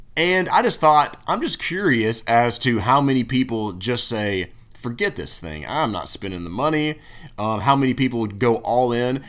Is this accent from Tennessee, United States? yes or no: yes; Tennessee, United States; I'm from Tennessee